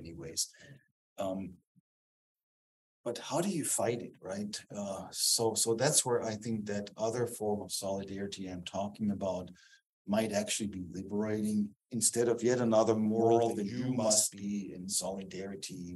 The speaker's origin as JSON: {"language": "English", "region": "Southern Germany", "country": "Germany", "also_born_or_lived": "Dallas, Texas", "second_language": "English", "moved": "as an adult", "said": "I'm from the South. I'm from the South in Germany"}